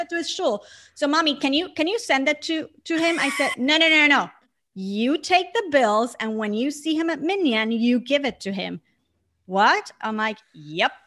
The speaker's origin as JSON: {"language": "English", "country": "Puerto Rico", "tie": "born or raised there", "moved": "yes", "said": "growing up in an island surrounded by water, like twenty-four seven? I grew up in front of the beach"}